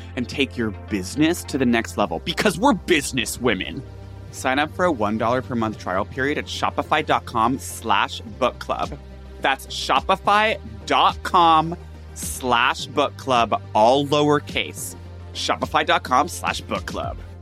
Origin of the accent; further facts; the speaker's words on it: Massachusetts, United States; we grew up in Massachusetts